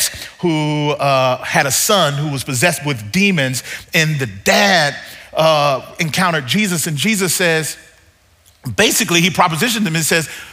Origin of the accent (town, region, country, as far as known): Mississippi, United States; born or raised there; now in Southern California, United States